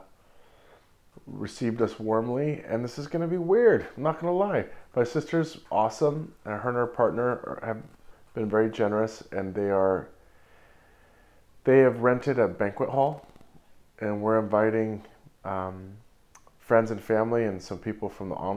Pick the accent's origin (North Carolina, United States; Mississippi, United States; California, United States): California, United States; Santa Cruz; moved away; also born or lived in Watsonville / New York; in Santa Cruz, my hometown